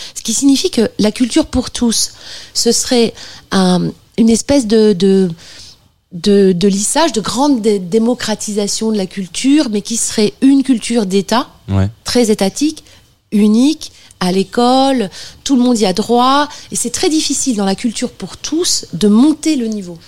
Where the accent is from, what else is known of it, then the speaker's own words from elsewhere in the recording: Bordeaux, Nouvelle-Aquitaine, France; Bordeaux, là d'où je viens, enfin la région bordelaise